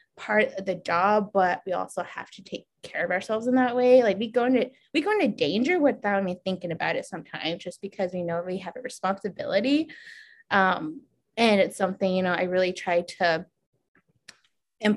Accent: New Mexico, United States; moved away; I'm from New Mexico.

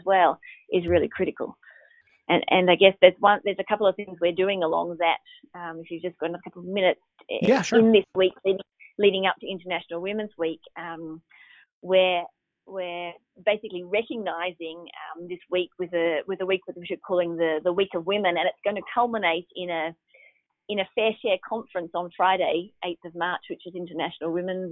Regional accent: Australia; I'm Australian

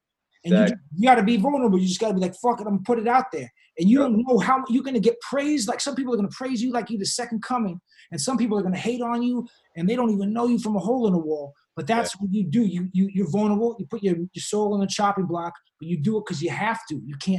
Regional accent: Boston, Massachusetts, United States; Yeah, bro, I'm from Mass. I'm from Boston.

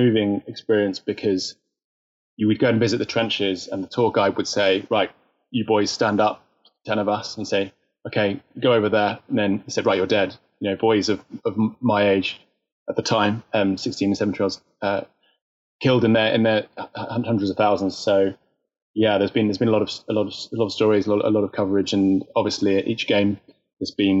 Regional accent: Winchester, South East England, United Kingdom; also born or lived in Southampton; now in London, United Kingdom; that's where I was born in Winchester

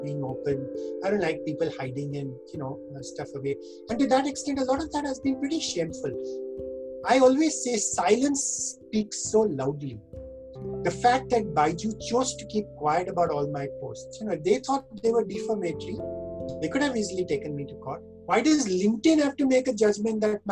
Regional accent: India; us as Indian citizens

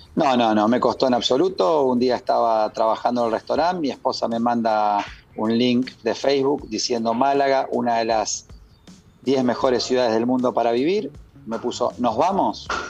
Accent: Argentina; moved away as an adult; now in Spain; soy argentino y todos los días que me voy a dormir en la almohadita extraño a mis viejas

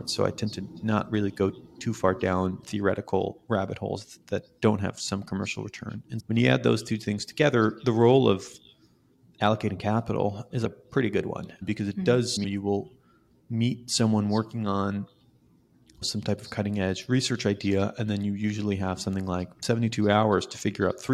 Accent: Jerusalem, Jerusalem District, Israel; moved away as an adult; now in California, United States; So I was born in Israel, in Jerusalem, Israel, which is not even the cool city of Israel that everyone talks about.

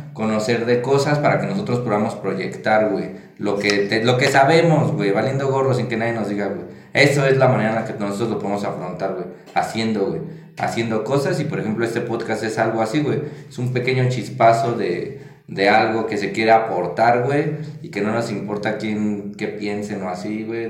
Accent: Mexico; ser periodista es un trabajo de alto riesgo, la verdad, en nuestro país

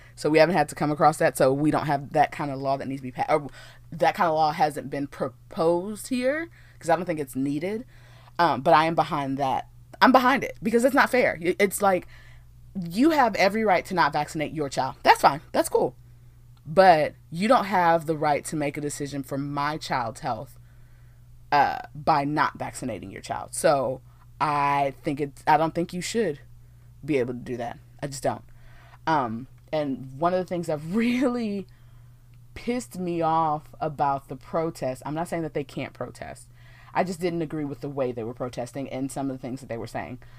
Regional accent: Texas, United States; born and raised here in Texas

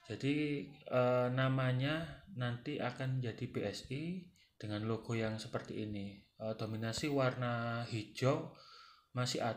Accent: Sidoarjo, East Java, Indonesia; Halo rek, aku orang Darjo. Piye kabar rek?

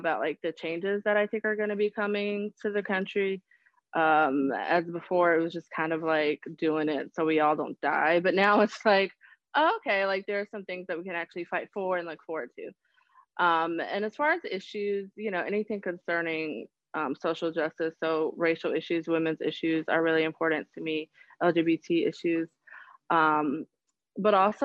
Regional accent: Charlotte, North Carolina, United States; I am actually born and raised in Charlotte

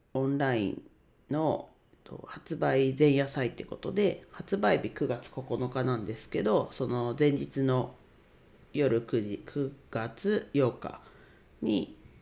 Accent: Ninohe, Iwate, Japan; 地元岩手県二戸市で レンタル スペースを使って遊び場を提供しています

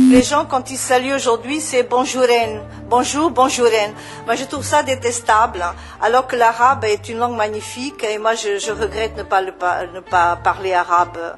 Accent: Portugal; now in Lebanon; Euh, je suis portugaise. Je vis au Liban depuis 14 euh, ans

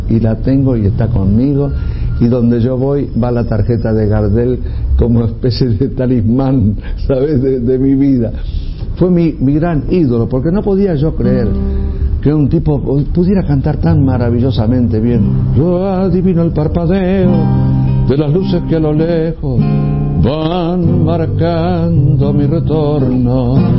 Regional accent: Tandil, Buenos Aires Province, Argentina; born or raised there; also born or lived in Ayacucho, Buenos Aires

